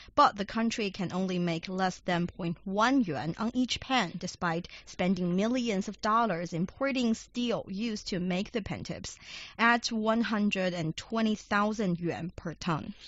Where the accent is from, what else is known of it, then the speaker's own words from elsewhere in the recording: Shanxi, China; Shanxi Province, my hometown